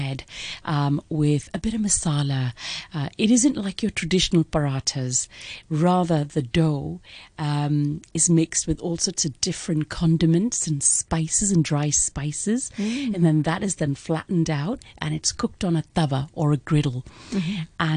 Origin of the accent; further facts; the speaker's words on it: Hong Kong; Born and bred in Hong Kong. Hong Kong is home.